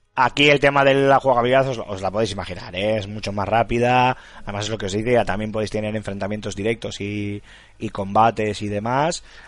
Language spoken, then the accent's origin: Spanish; La Rioja, Spain; mi pueblo en La Rioja